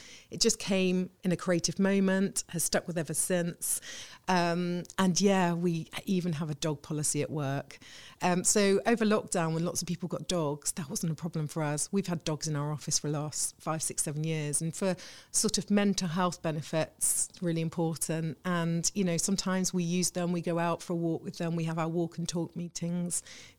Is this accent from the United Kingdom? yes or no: yes; the Midlands, England, United Kingdom; moved away as an adult; also born or lived in Reading / Ipswich / Salisbury; Well, I'm originally from the Midlands. I'd moved around a bit.